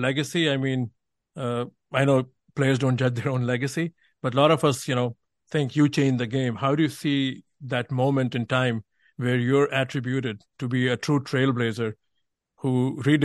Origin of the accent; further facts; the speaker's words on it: India; growing up in India and reading about stuff